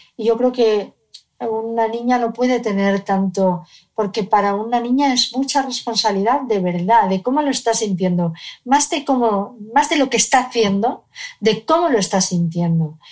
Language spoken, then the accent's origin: Spanish; Cádiz, Andalusia, Spain; vivíamos en Cádiz, yo nací en Cádiz